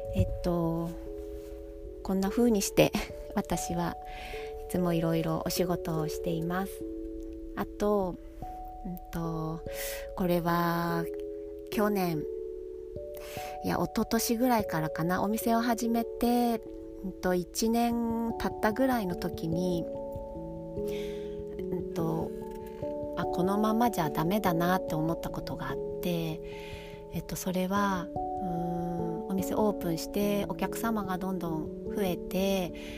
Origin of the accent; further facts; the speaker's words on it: Kanagawa, Japan; moved away as an adult; now in Ogaki, Japan; 生まれ育った神奈川県でずっと美容師をしていたんですが、えっと、結婚を機に岐阜県 に越してきて